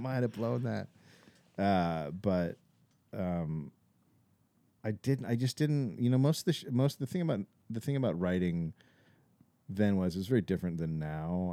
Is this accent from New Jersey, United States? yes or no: no; Bay Area, California, United States; moved away as an adult; also born or lived in Los Angeles; I was from the Bay Area